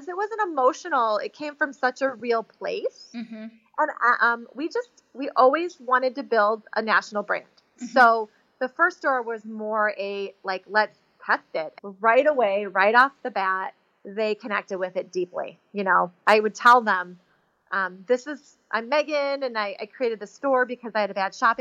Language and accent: English; Chicago, Illinois, United States; I was raised in Chicago